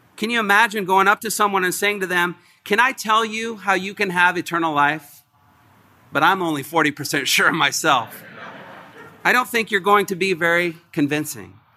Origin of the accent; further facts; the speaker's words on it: Indiana, United States; moved away; I'm from Indiana, the Great Midwest.